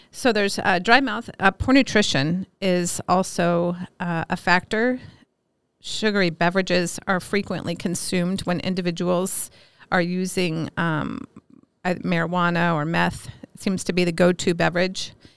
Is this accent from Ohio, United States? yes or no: no; Alameda, California, United States; moved away as an adult; also born or lived in Minneapolis, Minnesota; now in Miles City, United States; I grew up in Alameda, California